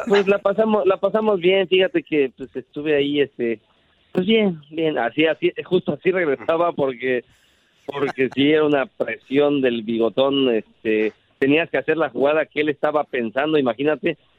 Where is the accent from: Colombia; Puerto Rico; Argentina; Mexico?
Mexico; mis papás son españoles, mi familia es española, este, yo nací en México